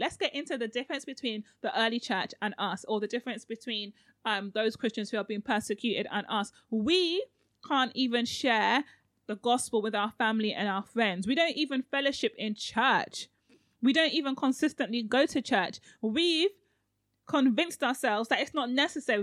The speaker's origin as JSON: {"language": "English", "country": "Nigeria", "said": "I'm so Nigerian"}